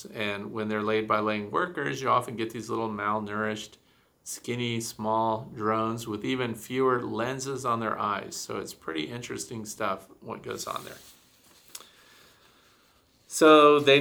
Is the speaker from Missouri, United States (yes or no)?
yes; Missouri, United States; moved away; I'm from Missouri originally, which is the show me state